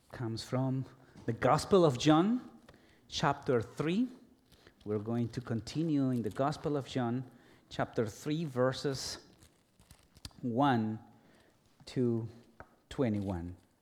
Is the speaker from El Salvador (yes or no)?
yes; El Salvador; moved away as an adult; also born or lived in Guatemala / Guatemala City; Although I was born in Guatemala, I lived in El Salvador for nearly twenty years, almost all my life.